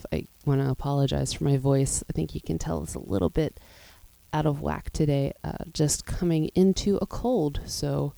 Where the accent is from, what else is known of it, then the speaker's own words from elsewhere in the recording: Pittsburgh, Pennsylvania, United States; I grew up in Pittsburgh, Pennsylvania